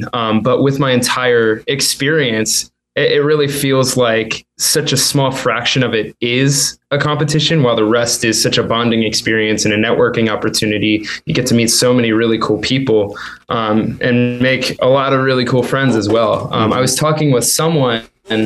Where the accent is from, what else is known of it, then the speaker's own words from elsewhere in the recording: Chester, Pennsylvania, United States; 20 minutes outside of Philly in Chester